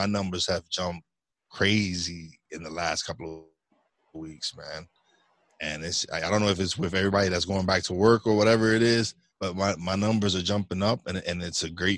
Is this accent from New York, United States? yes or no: yes; New York City, New York, United States; now in Pocono Mountains, Pennsylvania, United States; I'm originally from Brooklyn, New York. But now I live up in the Pocono Mountains in Pennsylvania